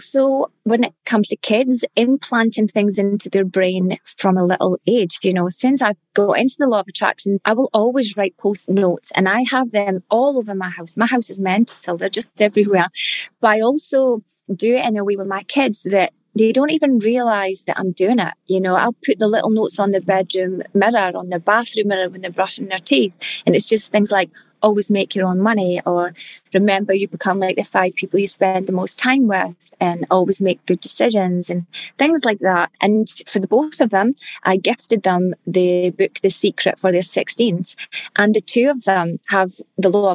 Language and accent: English; Scotland, United Kingdom; accent: Scottish; now in Perth, Australia; we're Scottish and back in Scotland